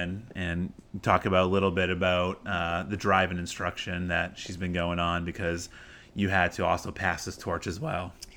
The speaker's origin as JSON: {"language": "English", "region": "Maine", "country": "United States", "tie": "born or raised there", "moved": "yes", "lives_now": "Arizona, United States", "said": "I'm a city kid from Maine"}